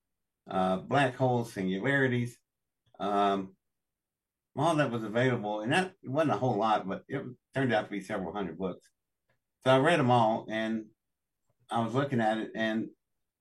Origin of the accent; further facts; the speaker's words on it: Welch, West Virginia, United States; I was born in Welch, West Virginia, in District 10 of the Pocahontas coal fields.